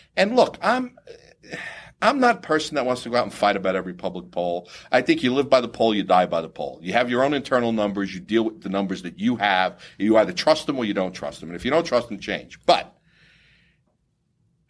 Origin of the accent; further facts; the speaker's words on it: Florida, United States; Florida, being my home state